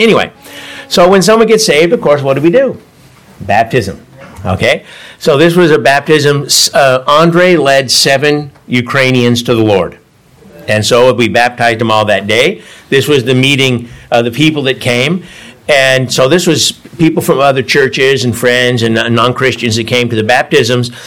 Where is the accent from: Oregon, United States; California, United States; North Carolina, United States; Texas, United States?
California, United States; Davis; moved away as an adult; also born or lived in San Francisco, California; now in France; I'm from Davis, just down the road